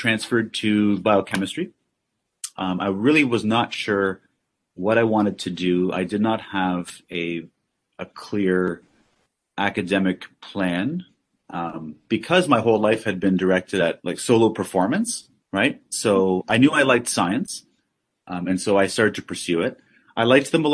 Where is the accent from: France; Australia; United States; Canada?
Canada; Hamilton, Ontario; I was born at McMaster. I grew up in Hamilton